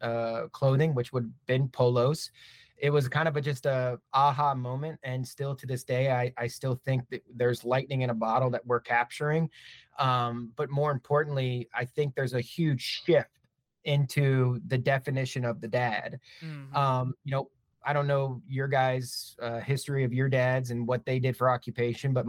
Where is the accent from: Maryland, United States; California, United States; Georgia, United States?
Maryland, United States; moved away as an adult; also born or lived in Philadelphia, United States / Brooklyn, New York, United States; now in Dallas, United States; born and raised in Maryland, went to school in Philly, lived in Brooklyn for about 5 years